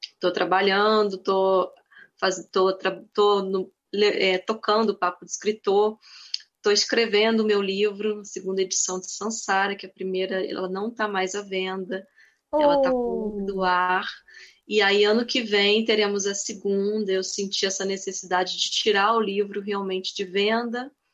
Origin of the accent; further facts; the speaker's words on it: Nova Friburgo, Rio de Janeiro, Brazil; Sim, sou friburguense. Eu já morei um tempo no Rio, mas eu sou aqui de Friburgo mesmo e atualmente morando em Nova Friburgo